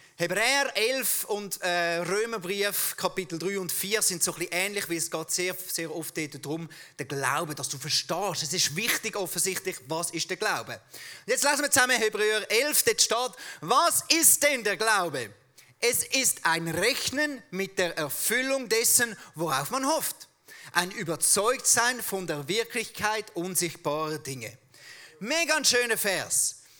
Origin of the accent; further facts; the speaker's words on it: Switzerland; accent: Swiss German; unser Schweizerdeutsch extrem eckig und kantig ist